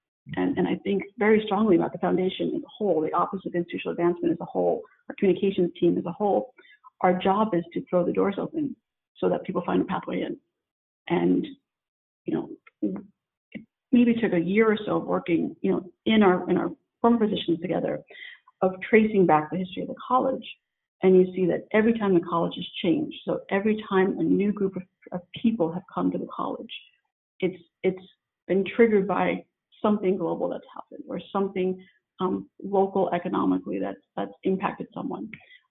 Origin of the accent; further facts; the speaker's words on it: San Diego, California, United States; And I come from San Diego, and I come from living on a military base